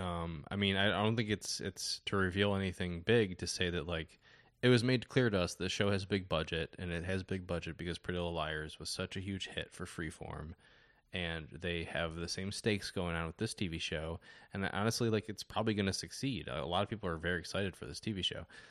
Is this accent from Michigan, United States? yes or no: yes; Detroit, Michigan, United States; moved away as an adult; also born or lived in Chicago; I grew up in Detroit and, um, th, sorry, the Detroit area, and moved to Chicago for school